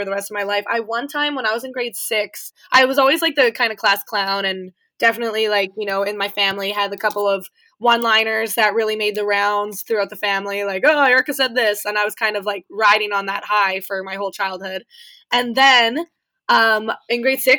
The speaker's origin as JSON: {"language": "English", "town": "Thunder Bay", "region": "Ontario", "country": "Canada", "tie": "born or raised there", "said": "I grew up in Thunder Bay"}